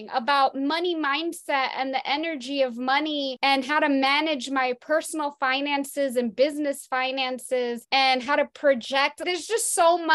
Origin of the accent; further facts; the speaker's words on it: Perth Amboy, New Jersey, United States; I grew up in Perth Amboy, New Jersey, in middle class